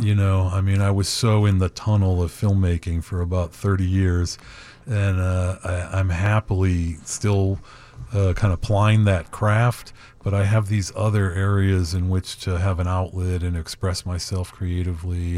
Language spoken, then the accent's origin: English; Chicago, Illinois, United States; also born or lived in Hollywood; now in Woodstock, United States; growing up in Chicago